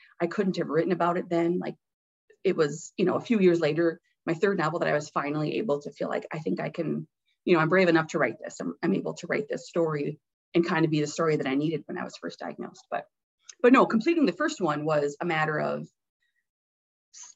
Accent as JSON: {"language": "English", "town": "Deer River", "region": "Minnesota", "country": "United States", "tie": "born or raised there", "said": "I'm from a small town, so the bookmobile would come"}